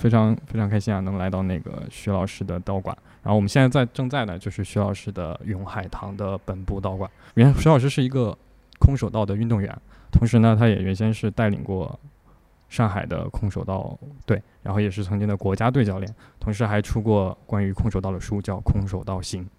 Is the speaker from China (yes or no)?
yes; China; 但是我觉得作为中国人嘛，比如说我们看了、呃那个李连杰的电影